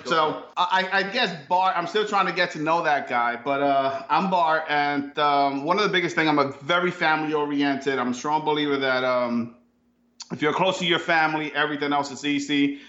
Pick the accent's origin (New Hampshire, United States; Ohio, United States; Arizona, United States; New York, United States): New York, United States; now in Florida, United States; No, I'm originally from New York, but I think I've been to 29 to maybe 26 different states because of the military. They always move me around.